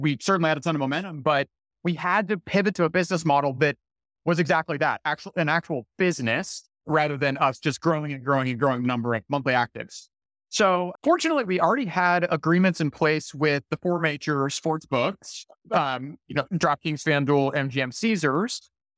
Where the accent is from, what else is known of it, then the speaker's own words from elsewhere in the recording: Dallas, Texas, United States; also born or lived in Mississippi / Washington, D.C.; co-founder and CEO of Outlier. I'm from the Dallas, Texas area. I grew up there, did my undergrad at the University of Mississippi, graduated in 2013, spent a few years in DC